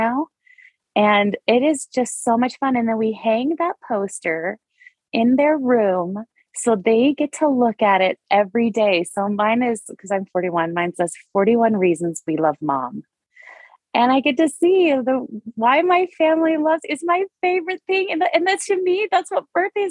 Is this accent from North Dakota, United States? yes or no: yes; North Dakota, United States; moved away; I hail from North Dakota.